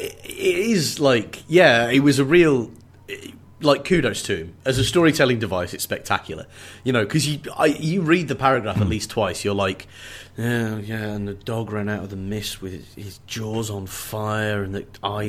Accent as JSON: {"language": "English", "region": "England", "country": "United Kingdom", "said": "I'm English as well"}